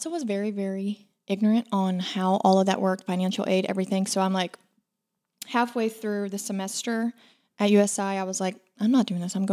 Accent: Illinois, United States; Um, I'm from Illinois. Oh, okay. Yeah, so nowhere that you know.

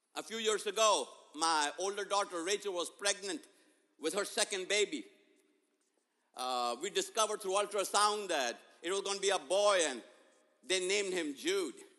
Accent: India; moved away; growing up in India, my 10th grade

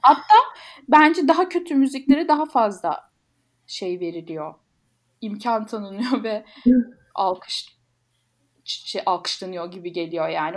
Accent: Malatya, Turkey; Malatyalıyım bu arada.

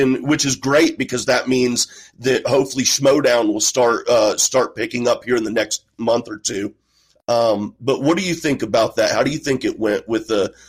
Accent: Midwest, United States; I'm from the Midwest

